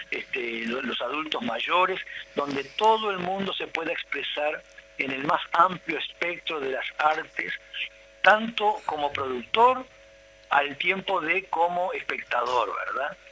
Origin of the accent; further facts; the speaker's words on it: Uruguay; yo soy uruguayo